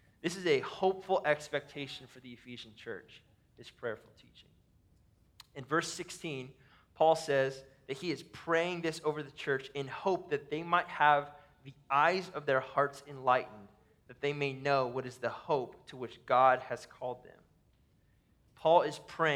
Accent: Ohio, United States; now in Minnesota, United States; We live in Minnesota. I grew up in Ohio, in a tornado valley

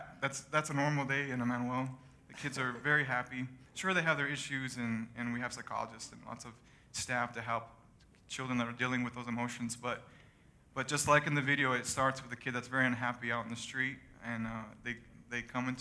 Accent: Dallas, Texas, United States; moved away as an adult; I was born and raised there in Dallas.

